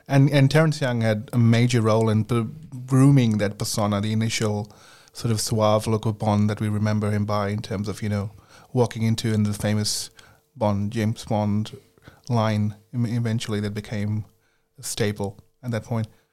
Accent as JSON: {"language": "English", "country": "India", "tie": "born or raised there", "moved": "yes", "said": "I grew up in India"}